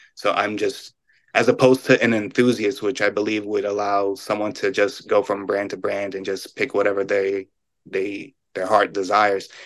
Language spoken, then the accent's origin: English; New York, United States; I'm a New Yorker